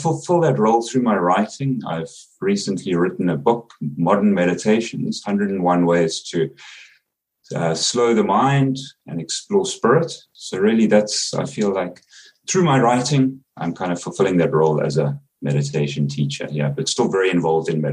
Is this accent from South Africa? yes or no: yes; South Africa; accent: South African; now in South Korea; I'm a South African living in South Korea